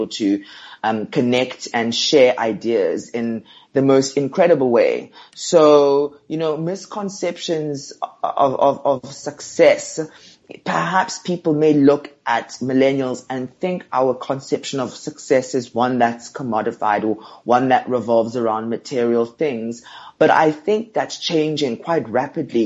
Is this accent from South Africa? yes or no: yes; Johannesburg, Gauteng, South Africa; I'm from Johannesburg. I grew up in a mixture of townships and suburbs